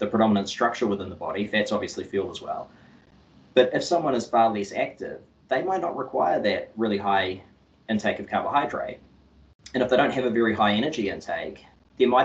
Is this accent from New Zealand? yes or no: yes; Auckland, New Zealand; I grew up on the North Shore of Auckland, and yeah, I went to school out in Albany